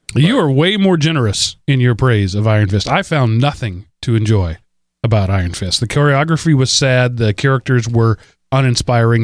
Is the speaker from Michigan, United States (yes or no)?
no; Texas, United States; I'm from Texas